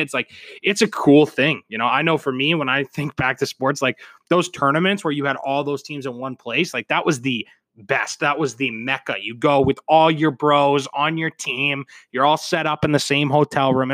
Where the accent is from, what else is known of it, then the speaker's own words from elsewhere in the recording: Canada; I'm Canadian